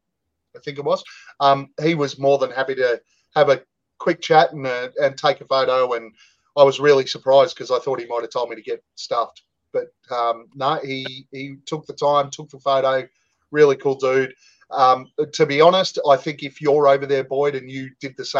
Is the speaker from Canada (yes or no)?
no; Australia; we're Australian.